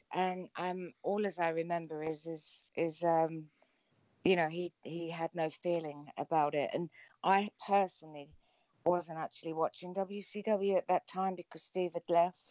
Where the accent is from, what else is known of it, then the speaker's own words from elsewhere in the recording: England, United Kingdom; I'm English